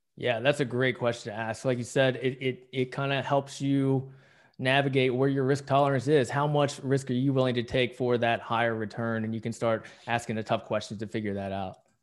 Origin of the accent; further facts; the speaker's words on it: West Virginia, United States; now in San Diego, United States; I grew up in West Virginia